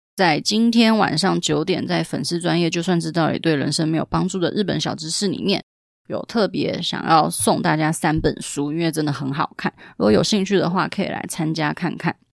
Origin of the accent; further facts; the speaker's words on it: Taiwan; 我们台湾人